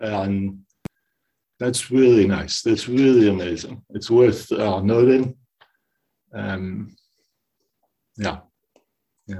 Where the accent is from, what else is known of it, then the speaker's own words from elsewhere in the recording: East Coast, United States; also born or lived in Washington, D.C.; I'm from the East Coast, and I'm out here staying for a little while